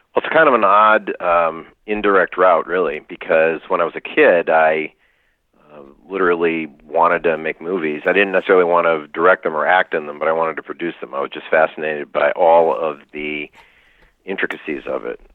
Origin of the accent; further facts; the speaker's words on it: near Lake Wallenpaupack, Pennsylvania, United States; I was raised near Lake Wallenpaupack in right. Pennsylvania.